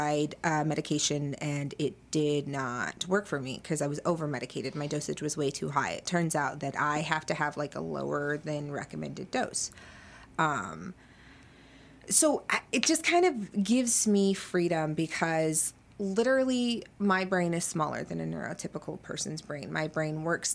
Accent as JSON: {"language": "English", "country": "United States", "said": "As an American child"}